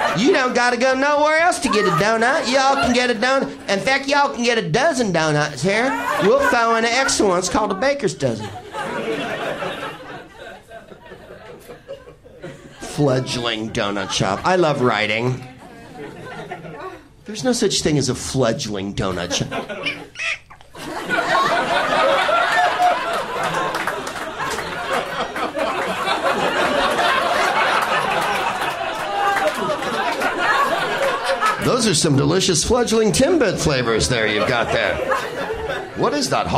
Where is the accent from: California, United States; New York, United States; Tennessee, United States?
California, United States; San Francisco; I'm from San Francisco. It's the southern part of it